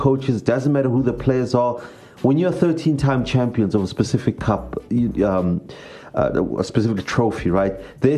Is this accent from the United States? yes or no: no; South Africa; being a South African